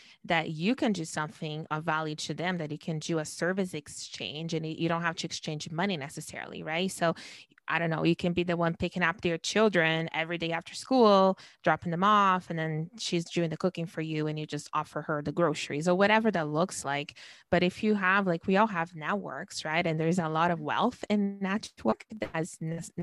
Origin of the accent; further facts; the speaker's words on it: Brazil; moved away; I was born and raised in Brazil